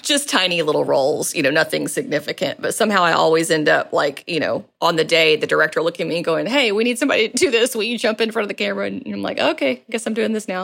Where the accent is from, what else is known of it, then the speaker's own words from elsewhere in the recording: Maumelle, Arkansas, United States; moved away as an adult; also born or lived in Little Rock, Arkansas / Conway, Arkansas / New York / Los Angeles; I was born and raised in, uh, the, the Little Rock, North Little Rock area, and, um, spent a lot of my time growing up in Maumelle specifically